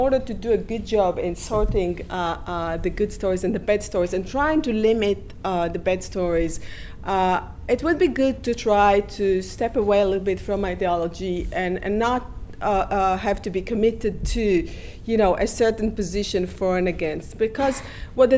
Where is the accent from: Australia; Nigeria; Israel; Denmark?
Israel; now in United States; I grew up in Israel